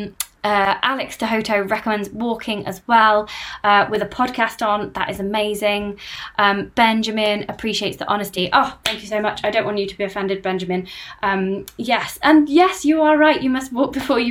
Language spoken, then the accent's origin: English; United Kingdom; I'm British